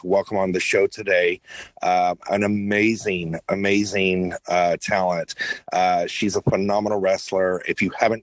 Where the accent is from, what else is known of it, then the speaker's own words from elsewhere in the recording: Houston, Texas, United States; I grew up in Houston